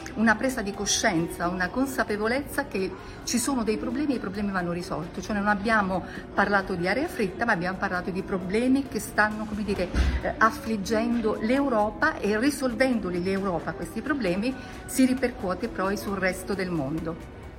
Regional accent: Milan, Lombardy, Italy; vengo da Milano

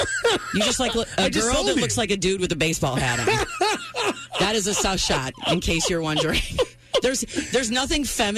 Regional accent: Minnesota, United States; moved away; I grew up in Minnesota. Everybody fishes there.

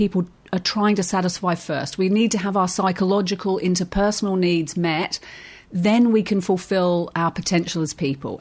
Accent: Surrey, South East England, United Kingdom; moved away as an adult; also born or lived in Australia; I grew up in Surrey

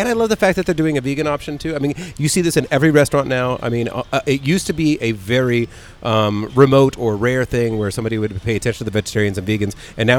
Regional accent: San Diego, California, United States; a gringo growing up in San Diego in the 1970s

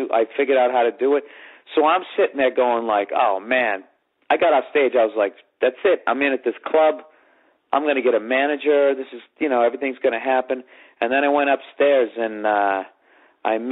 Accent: Boston, Massachusetts, United States; moved away; also born or lived in New York City; I'm a comic from Boston, Massachusetts, who then moved to New York City.

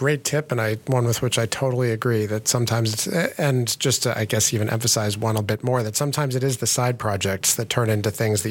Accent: Wisconsin, United States; now in Massachusetts, United States; because I'm from Wisconsin

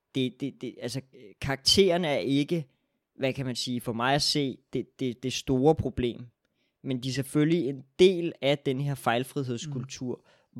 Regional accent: Denmark

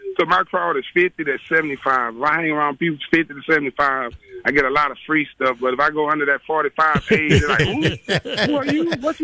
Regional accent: Beaumont, Texas, United States; I'm from Beaumont, single parent. Low-income housing

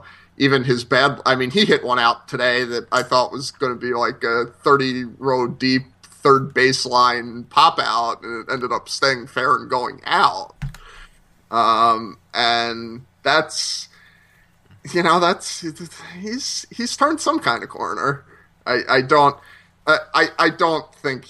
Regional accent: New Jersey, United States; I'm from the non-existent central Jersey. I live north of 195, so I'm from North Jersey, really.

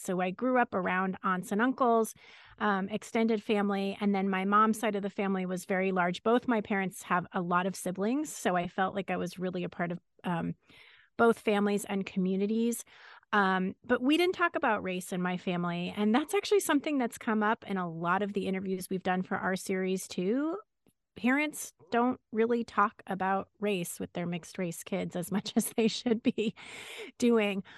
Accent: Los Angeles, California, United States; I grew up in Los Angeles

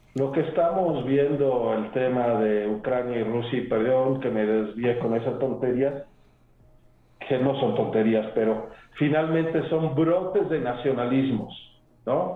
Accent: Mexico City, Mexico; moved away as an adult; now in Puebla, Mexico; Yo soy eh, originario de la Ciudad de México, pero de abuelo paterno de Querétaro

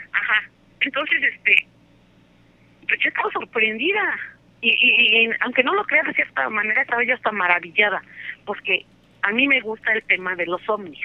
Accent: Atlixco, Puebla, Mexico; yo soy de Atlisco, Puebla

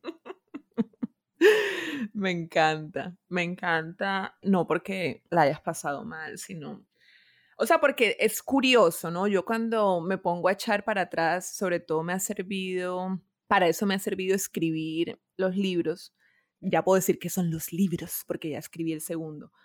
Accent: Barranquilla, Atlántico, Colombia; moved away as an adult; also born or lived in Bogotá; yo soy de Barranquilla, pero viví 11 años en Bogotá.

